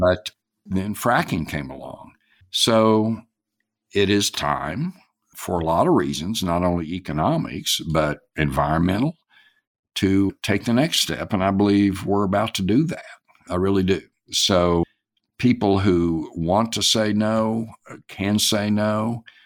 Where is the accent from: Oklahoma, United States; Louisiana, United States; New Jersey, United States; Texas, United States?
Oklahoma, United States; Clinton; named it after my hometown. It was Clinton Gas